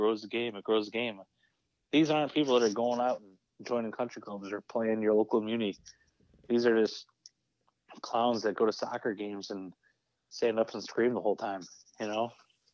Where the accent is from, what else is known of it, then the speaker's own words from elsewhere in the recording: New York, United States; This is my home state